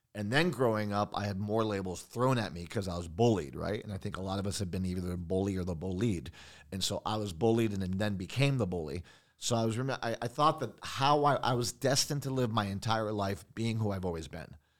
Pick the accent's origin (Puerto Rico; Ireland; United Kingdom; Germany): Puerto Rico; San Juan; also born or lived in Long Island, New York; I grew up in Puerto Rico.